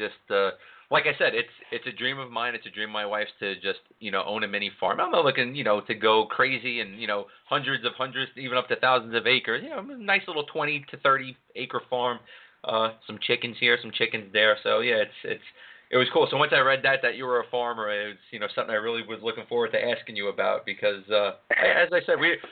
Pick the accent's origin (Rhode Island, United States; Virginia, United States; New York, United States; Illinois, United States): New York, United States; New York City; now in Philadelphia, United States; I'm a city guy, born and raised in New York City. I live in Philly now